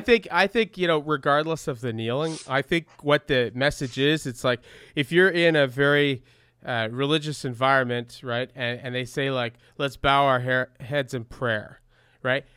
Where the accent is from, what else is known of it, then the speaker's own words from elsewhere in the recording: Canada; growing up in Canada